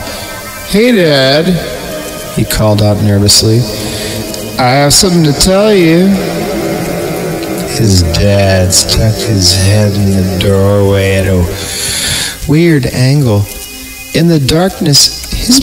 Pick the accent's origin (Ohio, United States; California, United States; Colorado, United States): California, United States; Fresno; I grew up in Fresno